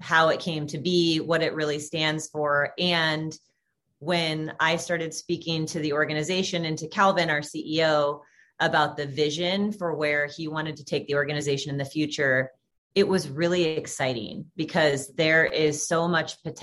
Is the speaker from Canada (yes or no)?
no; Portland, Oregon, United States; moved away as an adult; also born or lived in San Francisco / Corvallis; now in Los Angeles, United States; I am born and raised Portland, Oregon. So Pacific Northwest gal